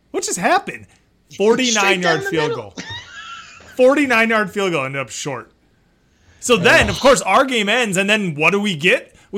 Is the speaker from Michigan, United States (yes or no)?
yes; Detroit, Michigan, United States; it's my hometown team